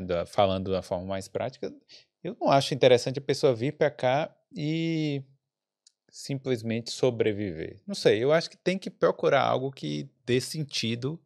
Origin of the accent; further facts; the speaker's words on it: Brazil; now in Ireland; se nós brasileiros